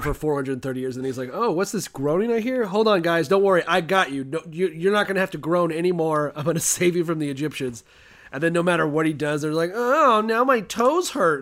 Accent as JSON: {"language": "English", "country": "United States", "said": "I'm an American"}